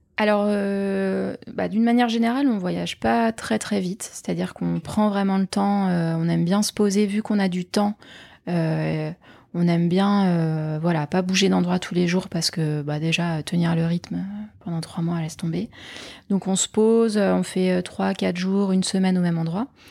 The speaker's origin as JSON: {"language": "French", "town": "Nantes", "region": "Pays de la Loire", "country": "France", "also_born_or_lived": "Paris", "moved": "yes", "lives_now": "Gironde, France", "said": "je suis nantaise"}